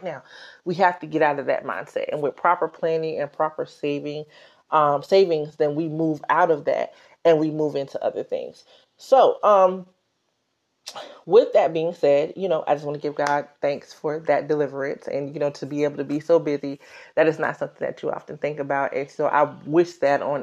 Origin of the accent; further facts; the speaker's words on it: South Carolina, United States; now in New York, United States; I'm from South Carolina